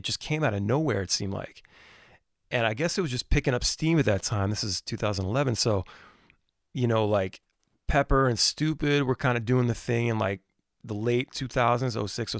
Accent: Maryland, United States; we're from Maryland

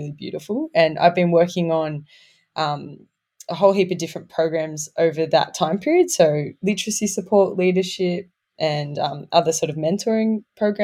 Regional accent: Newcastle, New South Wales, Australia; I grew up in Newcastle on Awabakal land

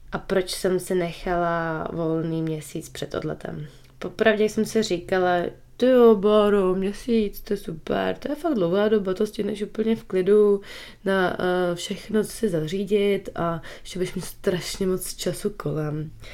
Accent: Prague, Czechia; moved away as an adult; now in New Zealand; já jsem kousek od Prahy, de facto z Prahy

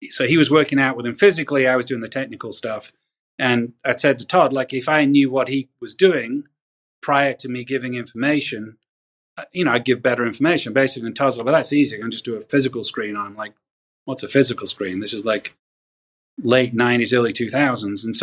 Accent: England, United Kingdom; now in United States; uh, I grew up in England, so we can't say anything about healthcare in England.

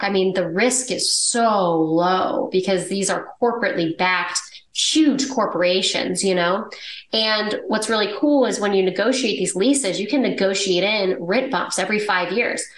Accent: Dallas, Texas, United States; I grew up in Dallas, Texas. It's where I live now

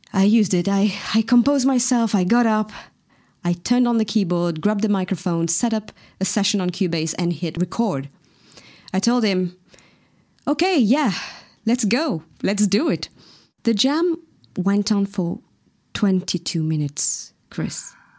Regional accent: Mauritius; first language Mauritian Creole; English is a second language; moved away; my mother tongue, the Mauritian Creole

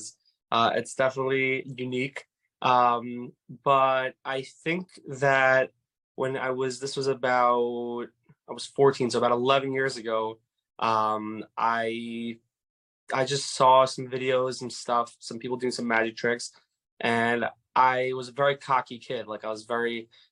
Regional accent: New York City, New York, United States; I'm from Far Rockaway, New York

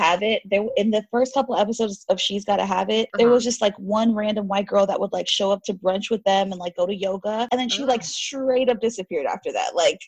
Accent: Haiti; because I'm from Haiti and we share the island of Hispaniola with Dominican Republic.

